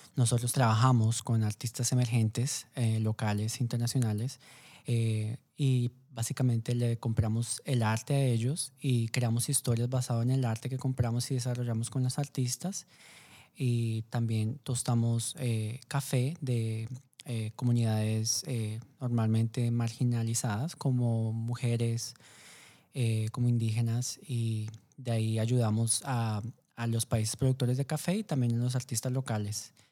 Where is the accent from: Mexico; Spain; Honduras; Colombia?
Colombia; como colombiano